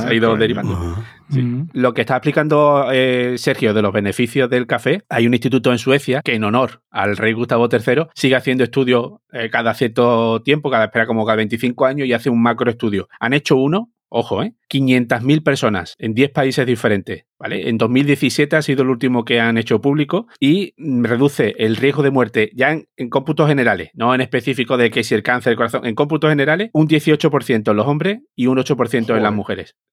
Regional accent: Seville, Andalusia, Spain; now in Barcelona, Spain; siendo sevillano

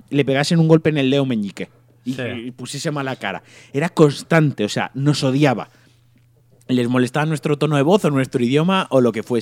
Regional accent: Spain; Entonces se creen que somos sudamericanos y cuando les decimos, ahora es que soy de España, ya cambian y ya te tratan mejor.

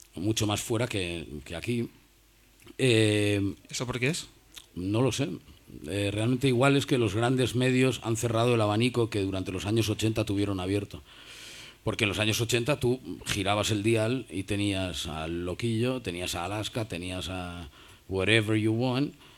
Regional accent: Cantabria, Spain; moved away; also born or lived in Madrid / New York; los cántabros hemos hecho escuela

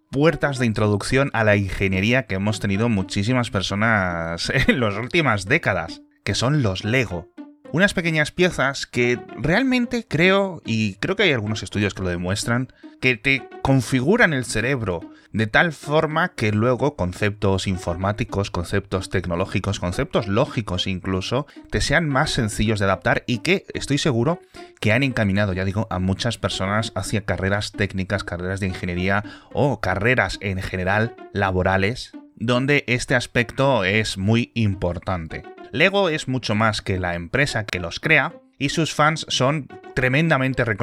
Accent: Spain; also born or lived in Seville

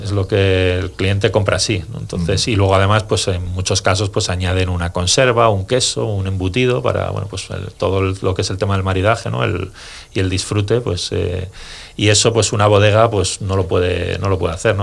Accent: Segovia, Castile and León, Spain; yo, vengo de Segovia

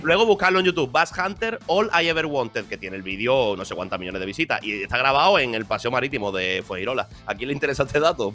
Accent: Málaga, Andalusia, Spain; moved away as an adult; also born or lived in Madrid; soy de aquí, soy de Málaga, he nacido aquí

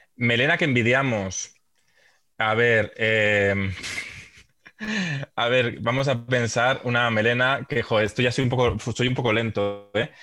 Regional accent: Santander, Cantabria, Spain; Yo soy de Santander, sí que iba al campo al, a ver al Racing

